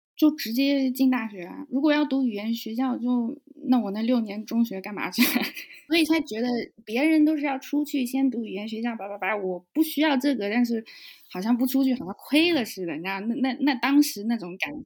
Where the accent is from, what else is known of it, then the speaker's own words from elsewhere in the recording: Nanjing, Jiangsu, China; moved away as an adult; now in Germany; 我是南京人，然后我在，嗯，在国内先学了德语，因为一个机缘巧合在中学有学德语，是第一外语